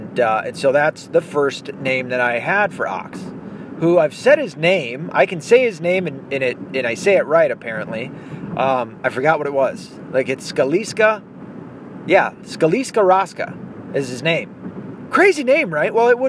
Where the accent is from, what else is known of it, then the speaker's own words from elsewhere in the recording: the South, United States; accent: Southern; also born or lived in North; because my accent is almost all but gone from the South. Believe it or not, it was a lot more twangy at one point.